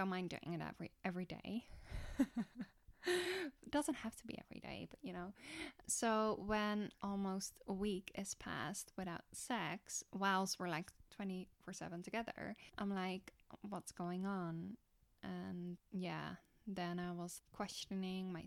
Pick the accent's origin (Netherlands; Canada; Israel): Netherlands; I'm from Holland